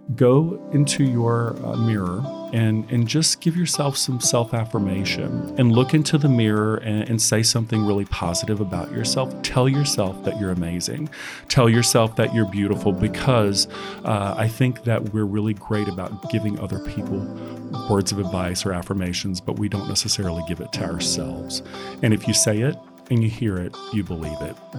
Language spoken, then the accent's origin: English; Baton Rouge, Louisiana, United States; now in San Francisco, United States; I'm originally from Baton Rouge, Louisiana